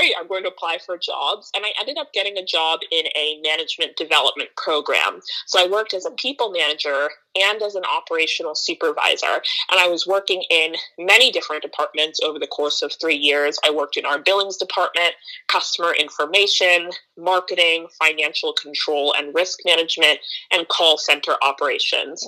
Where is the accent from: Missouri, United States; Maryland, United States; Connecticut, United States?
Maryland, United States; also born or lived in Philadelphia / New York / Princeton / Ghana (ancestry); now in Oakland, United States; I grew up on the East Coast in Maryland, but I live in Oakland, California now